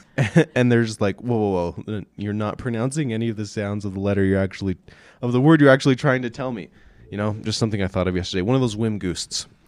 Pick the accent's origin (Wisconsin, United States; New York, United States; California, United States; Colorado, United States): Colorado, United States; Meeker; I grew up in Meeker, Colorado.